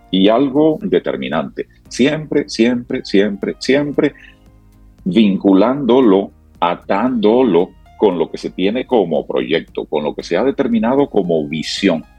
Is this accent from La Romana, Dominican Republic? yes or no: no; Sabaneta, Santiago Rodríguez, Dominican Republic; es en mi pueblo, es en Sabaneta, eh, Santiago Rodríguez